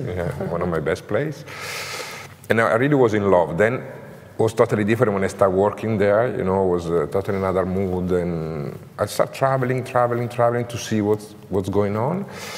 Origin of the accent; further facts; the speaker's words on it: Como, Lombardy, Italy; English is a second language; also born or lived in Grandate; Como, I born in Como. I live in Como. I grew up in Como. Como is really a super creative city, you know, in terms of textile